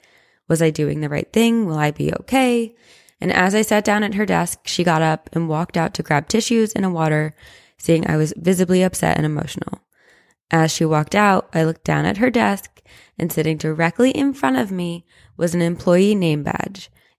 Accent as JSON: {"language": "English", "town": "Las Vegas", "region": "Nevada", "country": "United States", "tie": "born or raised there", "said": "I was born and raised in Las Vegas, and every Sunday during football season, my family would go to a specific hotel and casino to place football bets and have breakfast at the buffet."}